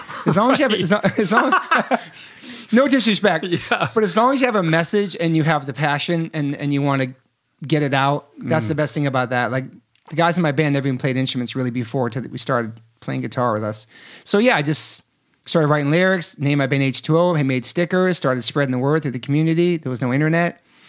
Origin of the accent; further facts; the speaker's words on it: East Coast, United States; now in Los Angeles, United States; I was from the East.